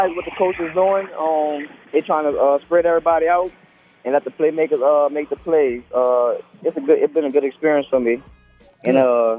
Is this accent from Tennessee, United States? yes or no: no; New Orleans, Louisiana, United States; I'm from New Orleans too